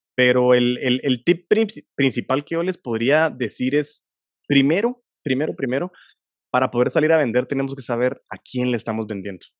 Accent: Guatemala; sé que nací en Guatemala por algo y para algo

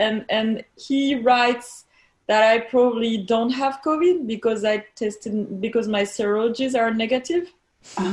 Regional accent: Normandy, France; chief infectiologist here in my hometown in Normandy

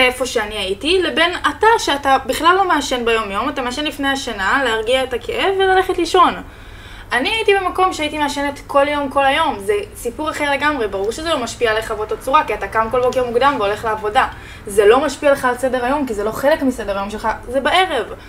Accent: Pardes Hanna-Karkur, Haifa District, Israel; moved away as an adult; also born or lived in Spain / Jordan Valley; now in Tel Aviv, Israel; אני גרתי בפרדס חנה שבע שנים, מאז שהגענו מספרד בעצם

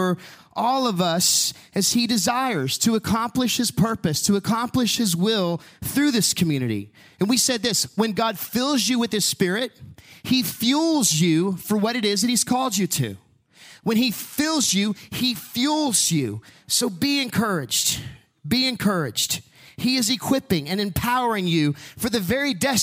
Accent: Huntsville, Texas, United States; growing up in Huntsville watching prisoners get released from prison

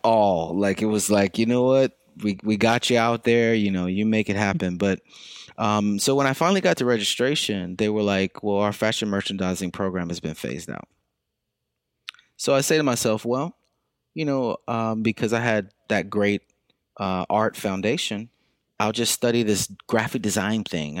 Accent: Lexington, South Carolina, United States; moved away as an adult; also born or lived in Brooklyn, New York; now in New York City, United States; I'm from Lexington, South Carolina, and so I've been in Brooklyn for about 20 years now

